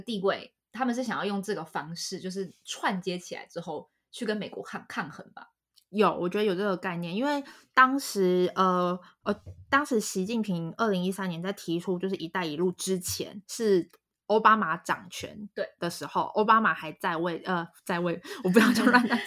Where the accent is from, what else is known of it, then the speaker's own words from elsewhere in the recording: Taiwan; 我是台湾人